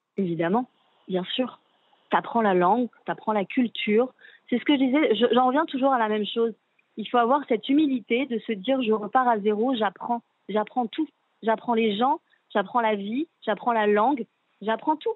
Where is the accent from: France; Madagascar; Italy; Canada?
France; moved away as an adult; now in Israel; On est français